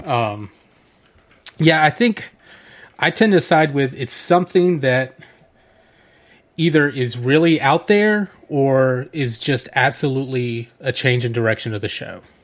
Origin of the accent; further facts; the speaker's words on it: Atlanta, Georgia, United States; I grew up in Atlanta, the home of Turner Broadcasting